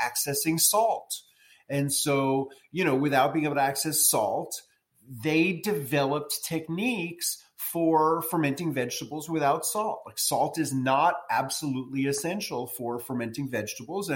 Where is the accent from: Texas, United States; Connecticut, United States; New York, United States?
New York, United States; New York City; moved away as an adult; also born or lived in rural Tennessee; now in Tennessee, United States; I moved from New York City, where I was born and grew up, to rural Tennessee